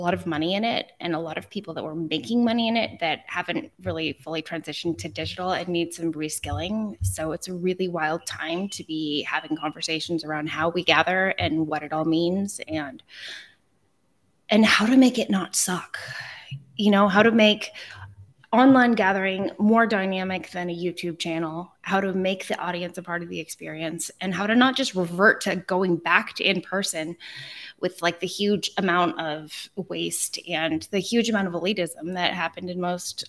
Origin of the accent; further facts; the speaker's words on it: California, United States; You get used to waiting for things, and I'm too Californian still. I still can't wait in line.